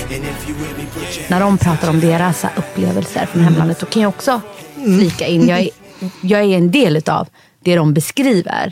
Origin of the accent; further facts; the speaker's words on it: Sweden; jag är född i Sverige Fast ursprungligen kommer jag från Somalia